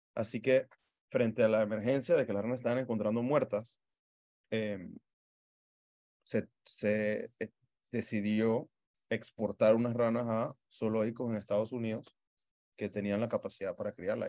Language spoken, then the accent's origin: Spanish; Panama; nuestra identidad como panameños